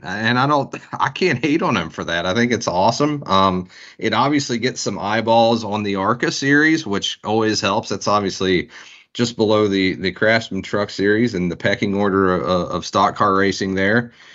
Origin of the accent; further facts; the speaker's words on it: West Virginia, United States; moved away as an adult; now in Daytona Beach, United States; growing up in West Virginia, we, we did a summer vacation every